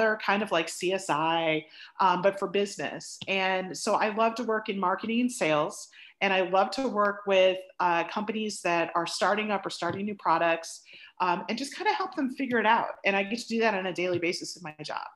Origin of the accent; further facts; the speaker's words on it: Chicago, Illinois, United States; moved away as an adult; now in Dallas, United States; I came from the Chicagoland area, spent most of my life living in the suburbs, in the Northwest suburbs. But I'm down in Dallas now and I've been down here for 20 years